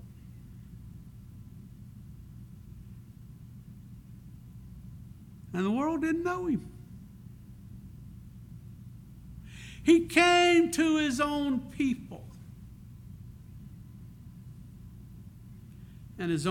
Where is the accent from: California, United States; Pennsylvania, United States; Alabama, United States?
Alabama, United States; Prichard; also born or lived in Crichton, Mobile, Alabama; I was very fortunate to grow up in 8 Mile, northern part of Pritchard, Alabama. I tell people I was born in Pritchard, raised in Crichton